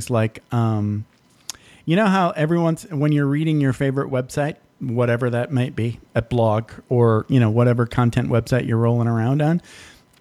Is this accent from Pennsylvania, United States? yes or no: no; Michigan, United States; moved away; when I grew up in Michigan